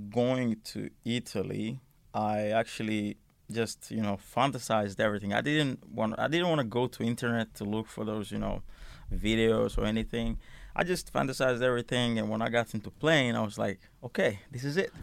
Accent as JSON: {"language": "English", "town": "Helsinki", "region": "Uusimaa", "country": "Finland", "also_born_or_lived": "Milan", "moved": "yes", "said": "I come from Helsinki area, s, which is a big, uh, area in Finland"}